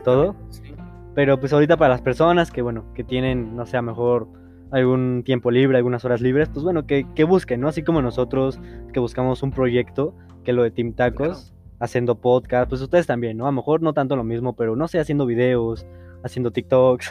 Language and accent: Spanish; Mexico; siendo mexicanos